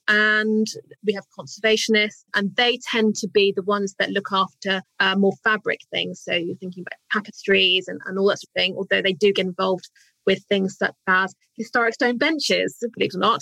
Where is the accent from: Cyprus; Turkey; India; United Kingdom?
United Kingdom; as British, we're great